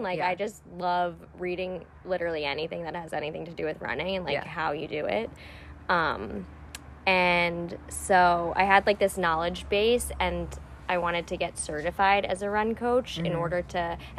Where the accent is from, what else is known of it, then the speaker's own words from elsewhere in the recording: Long Island, New York, United States; So I grew up on Long Island in New York.